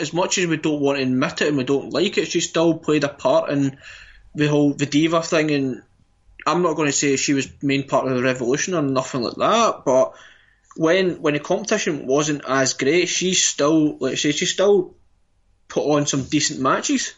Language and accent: English; Scotland, United Kingdom; we're Scottish